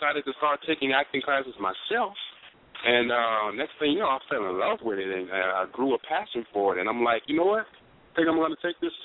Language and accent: English; New Orleans, Louisiana, United States; moved away as an adult; now in Los Angeles, United States; I'm born and raised in New Orleans, Louisiana. Been out in L.A. for about 5 years now.